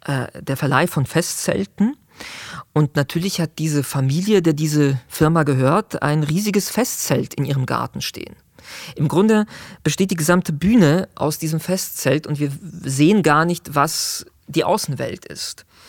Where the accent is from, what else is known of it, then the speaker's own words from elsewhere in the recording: Zurich, Switzerland; ich kenne Schwammending, wo ich groß geworden bin in Zürich